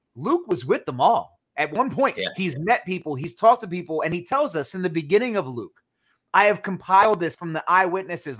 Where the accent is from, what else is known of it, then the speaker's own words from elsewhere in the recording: Northeast, United States; I'm from the Northeast